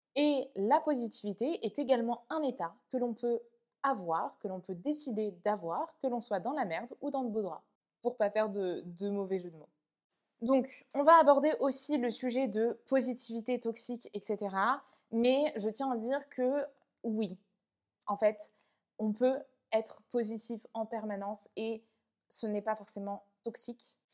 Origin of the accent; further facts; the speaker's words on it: France; also born or lived in Vietnam; je suis rentrée en France. Euh, à mes deux ans, je suis allée vivre chez mes grands-parents pendant un an. Ensuite, je suis allée vivre avec ma mère